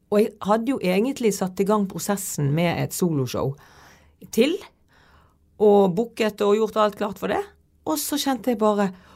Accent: Bergen, Vestland, Norway; er jeg liksom fra Fyllingsdalen

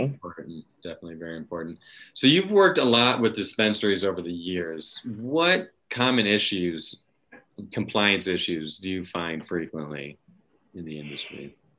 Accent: Virginia, United States; my home state of Virginia

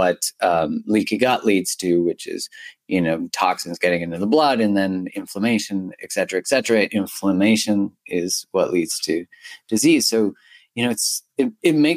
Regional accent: Canada; I'm Canadian

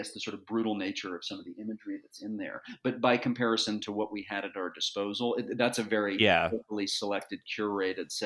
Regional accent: Dallas, Texas, United States; I grew up in Dallas, Texas, and my dad was in the district attorney's office

